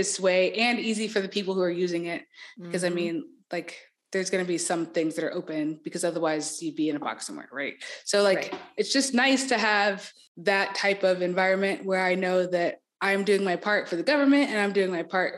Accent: Marietta, Georgia, United States; moved away; I'm from Marietta, Georgia, which is like a small suburb of Atlanta.

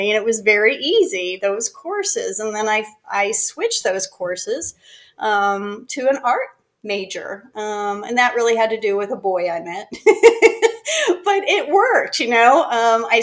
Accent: Greensburg, Pennsylvania, United States; moved away as an adult; also born or lived in Florida; now in North Carolina, United States; I grew up outside of Pittsburgh, Pennsylvania, a little town called Greensburg

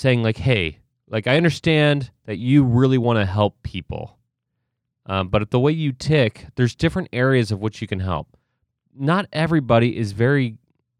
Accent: Ohio, United States; I grew up in Ohio

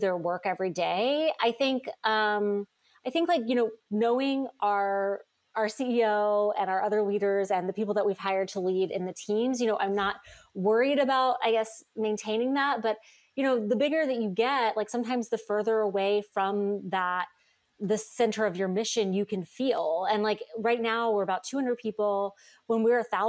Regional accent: North Carolina, United States; now in New York, United States; I grew up in North Carolina

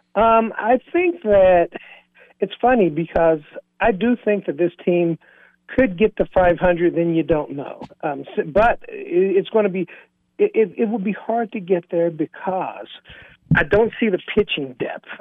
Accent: Bluefield, West Virginia, United States; moved away; my hometown of Bluefield, West Virginia

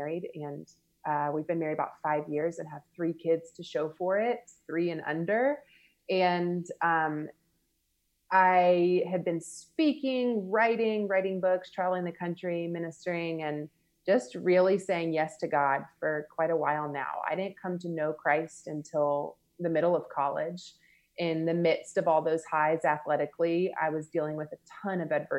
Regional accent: Marietta, Georgia, United States; moved away; also born or lived in Louisiana; I grew up just right outside of Atlanta, Georgia, in an area called Marietta

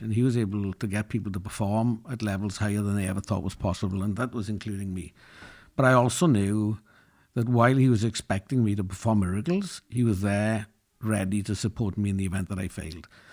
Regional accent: Llanelli, Wales, United Kingdom; I grew up in Wales in a working-class town, Llanelli, which is known for its steelworks and its rugby teams.

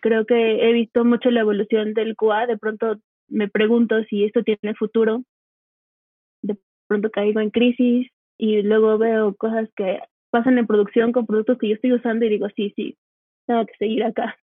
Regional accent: Cuba; moved away as an adult; now in Mexico City, Mexico; soy cubana de hace siete años

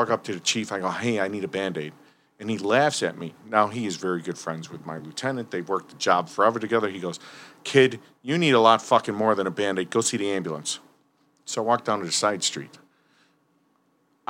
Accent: Berwyn, Illinois, United States; I grew up in Berwyn. I'm still at home with my parents.

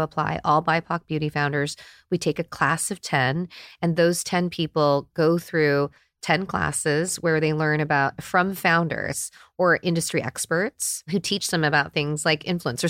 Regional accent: United States; I'm in my forties and I grew up in America

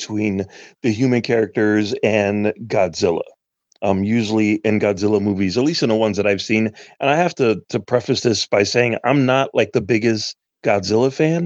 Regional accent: Chicago, Illinois, United States; growing up in Chicago

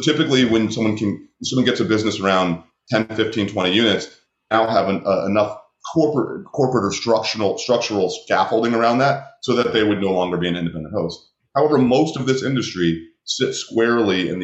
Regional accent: New York, United States; I'm from New York

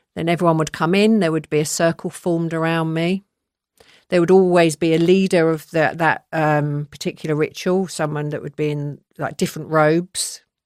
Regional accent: London, United Kingdom; now in Surrey, United Kingdom; I'm from Southwest London. I spent my first ten years there

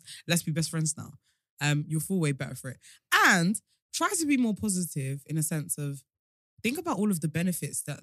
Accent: United Kingdom; We're too British

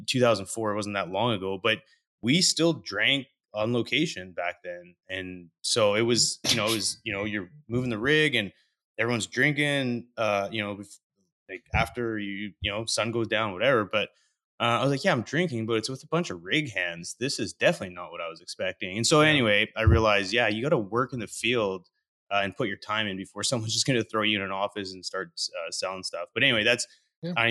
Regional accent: Vernon, British Columbia, Canada; moved away as an adult; also born or lived in Calgary, Alberta; I grew up in Vernon, British Columbia

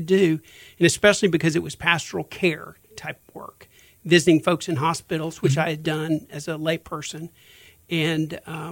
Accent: Houston, Texas, United States; I grew up here in Houston. Memorial area of Houston

